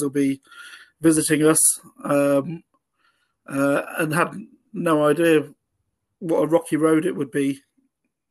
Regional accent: Coventry, West Midlands, United Kingdom; I grew up in Coventry in the 80s

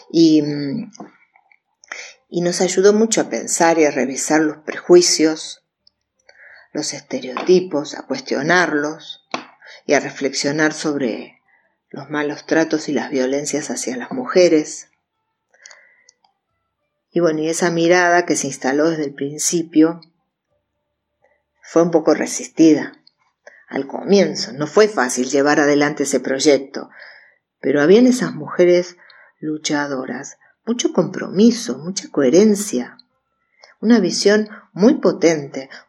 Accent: Buenos Aires, Argentina; now in Córdoba, Argentina; vivo en Sol y Río. Y hace 30 años, cuando me vine de Buenos Aires a vivir a Córdoba

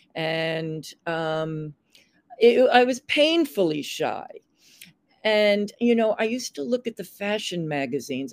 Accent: Long Island, New York, United States; moved away as an adult; also born or lived in San Francisco; I grew up on Long Island in the 50s mm-hmm. and the 60s, and I moved into New York City in 1971

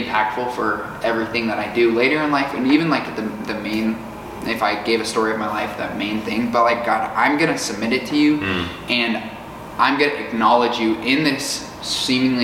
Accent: Fort Collins, Colorado, United States; moved away as an adult; now in Tulsa, United States; I'm from Fort Collins, Colorado.

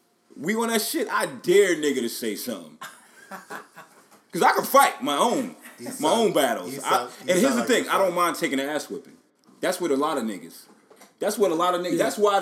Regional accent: New York City, New York, United States; now in Atlanta, United States; I'm from Staten Island

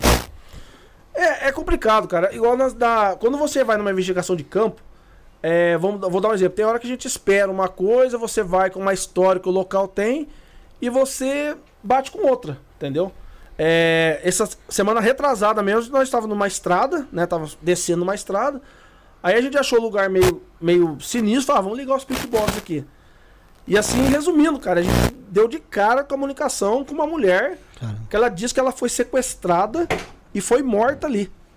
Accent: Guaratinguetá, São Paulo, Brazil; Nós somos de Guaratinguetá

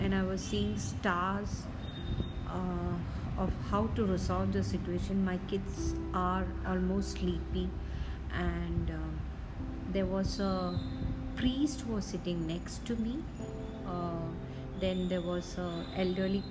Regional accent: Kochi, Kerala, India; moved away; Cochin. So that's where my hometown is.

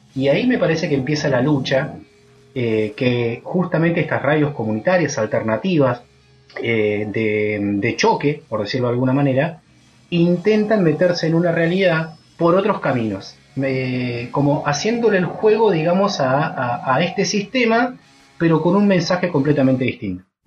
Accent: San Martín de los Andes, Neuquén, Argentina; cuando yo era pibe, en mi adolescencia, en San Martín, en San Martín de los Andes

